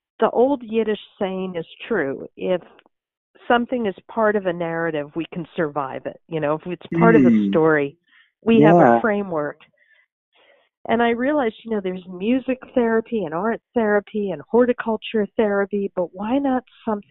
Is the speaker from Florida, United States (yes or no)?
no; New York City, New York, United States; also born or lived in Central New Jersey; now in Lawrence, Kansas, United States; I grew up in Brooklyn, New York, and Central New Jersey, then fell in love with Kansas